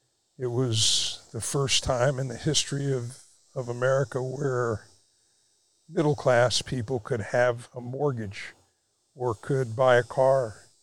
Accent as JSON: {"language": "English", "town": "Miami", "region": "Florida", "country": "United States", "tie": "born or raised there", "said": "I was born in 1942, and Miami was a very, very small town then. And it was just the ideal place to grow up. We were right between Biscayne Bay and the Everglades."}